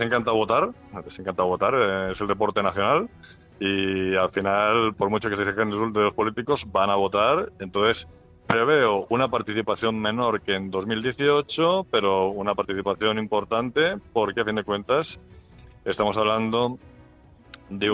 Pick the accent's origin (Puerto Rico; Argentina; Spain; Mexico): Spain